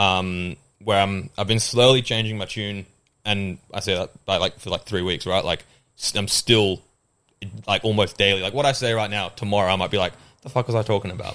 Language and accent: English; Australia; accent: Australian; also born or lived in England; I moved from England when I was seven, which a lot of people don't know 'cause my accent's Australian.